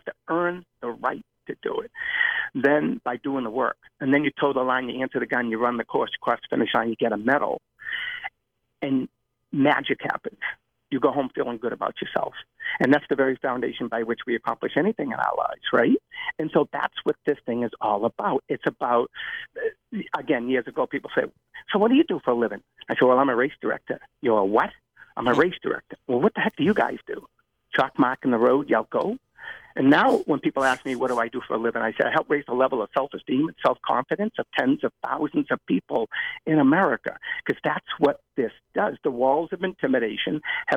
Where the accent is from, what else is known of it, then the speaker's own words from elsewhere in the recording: Medford, Massachusetts, United States; I opened up a running center in my hometown of Medford